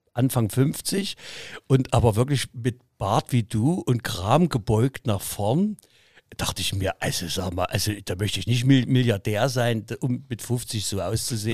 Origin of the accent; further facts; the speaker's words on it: Leipzig, Saxony, Germany; meine äh, Vaterstadt Leipzig